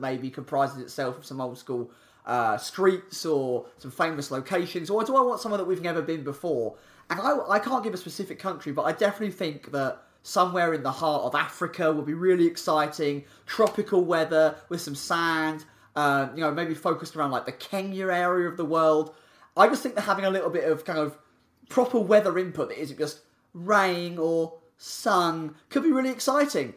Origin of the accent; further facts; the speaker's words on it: England, United Kingdom; we're three British flags, all from England